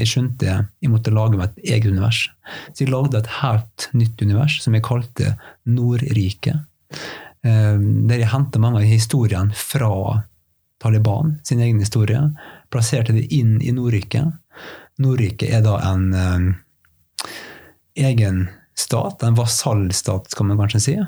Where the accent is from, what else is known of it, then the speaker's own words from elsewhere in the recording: Fræna, Møre og Romsdal, Norway; Fræna kommunen der jeg kommer fra